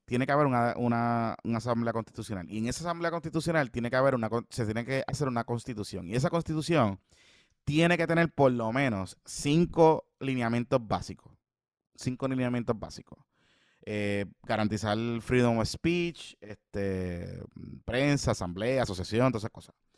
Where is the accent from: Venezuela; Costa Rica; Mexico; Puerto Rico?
Puerto Rico